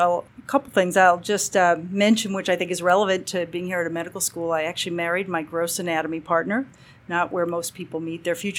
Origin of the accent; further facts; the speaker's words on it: Boston, Massachusetts, United States; moved away as an adult; now in California, United States; Boston born and bred, and thought I'd be there the rest of my life. I went to school sort of up and down the East Coast.